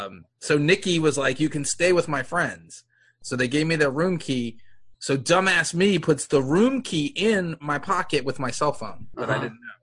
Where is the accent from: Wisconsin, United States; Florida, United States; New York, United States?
New York, United States; I'm from New York.